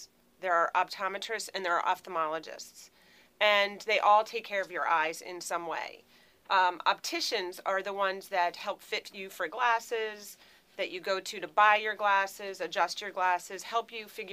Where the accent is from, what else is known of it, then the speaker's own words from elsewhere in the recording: Philadelphia, Pennsylvania, United States; moved away as an adult; also born or lived in Minnesota; now in Churchville, United States; I'm originally from Philadelphia.